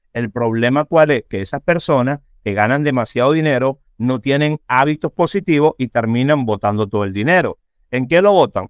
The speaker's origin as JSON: {"language": "Spanish", "country": "Venezuela", "moved": "as an adult", "lives_now": "United States", "said": "después de haber pasado por todas las circunstancias que yo pasé en Venezuela, después de haber tenido dos atentados en contra mía por defender presos políticos, en fin, me pasaron un montón de cosas en mi país"}